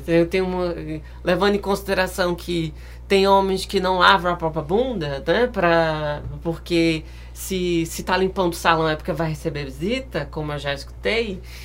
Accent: Pernambuco, Brazil; now in Rio de Janeiro, Brazil; eu sou de Pernambuco

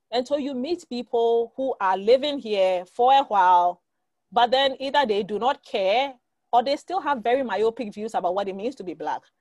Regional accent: Ghana; moved away as an adult; now in United States; growing up in Ghana.

